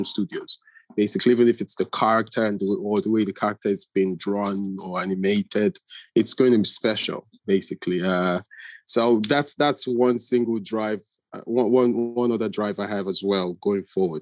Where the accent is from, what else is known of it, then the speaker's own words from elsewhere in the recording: Nigeria; moved away; I'm originally Nigerian